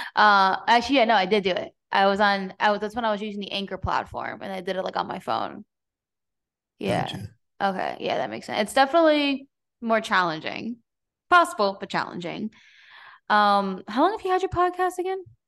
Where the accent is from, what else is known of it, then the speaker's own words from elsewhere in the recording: New Jersey, United States; moved away; also born or lived in Everett, Washington / Seattle; I grew up in New Jersey, so I was in New York City a lot and in Manhattan